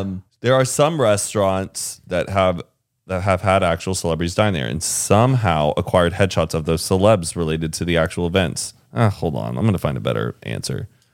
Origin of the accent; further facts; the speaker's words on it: Carrollton, Texas, United States; Heelys is made in my hometown.